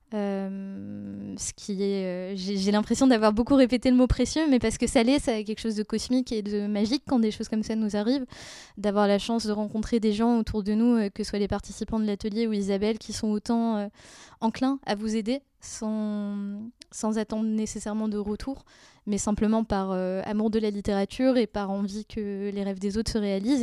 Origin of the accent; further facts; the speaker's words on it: Brussels, Brussels-Capital Region, Belgium; moved away as an adult; now in Paris, France; je viens de Bruxelles.